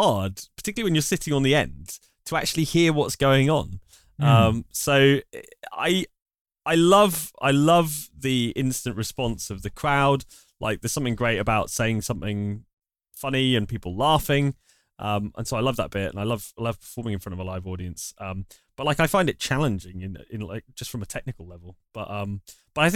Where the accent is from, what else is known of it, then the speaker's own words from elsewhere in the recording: Wakefield, Yorkshire and the Humber, United Kingdom; where I grew up is a place called Wakefield